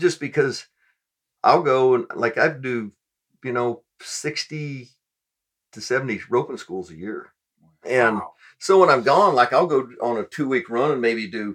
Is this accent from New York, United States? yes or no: no; Arizona, United States; moved away as an adult; also born or lived in Las Vegas, Nevada; now in Boerne, Texas, United States; I grew up in Arizona